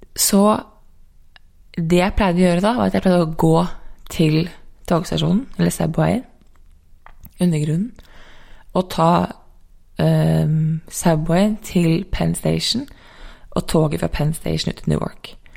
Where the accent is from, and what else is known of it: Norway; born or raised there; moved away as an adult; also born or lived in San Diego, United States / New York, United States